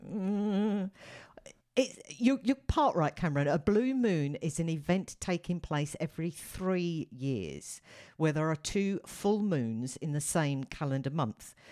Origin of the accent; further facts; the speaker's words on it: United Kingdom; me being a Brit